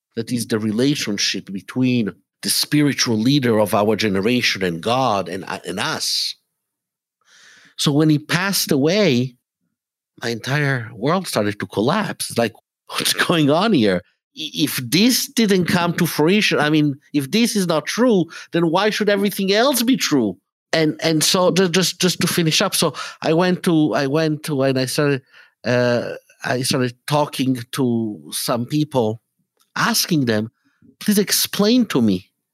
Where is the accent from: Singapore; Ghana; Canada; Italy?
Italy; English is a second language; moved away as an adult; also born or lived in Israel; now in Atlanta, United States; I was born in Italy, but when I was three months old, my parents and I, and actually, you know, uh, we, we moved to Israel for a few years. So I had, mm, the, the initial years of my life were in Israel. Then we went back to Italy